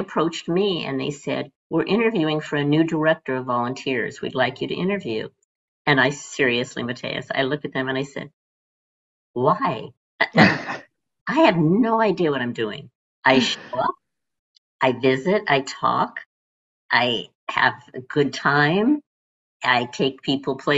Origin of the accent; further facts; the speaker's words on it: Phoenix, Arizona, United States; moved away as an adult; also born or lived in Illinois; I was born and raised in Phoenix